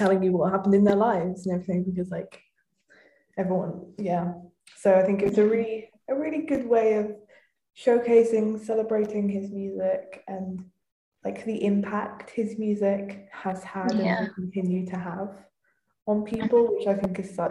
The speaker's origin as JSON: {"language": "English", "country": "United Kingdom", "said": "us as British people"}